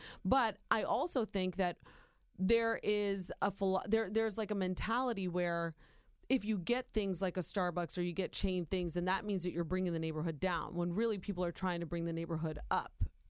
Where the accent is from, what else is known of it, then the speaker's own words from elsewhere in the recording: Ohio, United States; moved away as an adult; also born or lived in Miami / New York; now in New Jersey, United States; I do consider myself a New Yorker now, I'm originally born and raised in Ohio, but you know what? I love this place. Like I said, it's given me the love of my life. I raised my children here.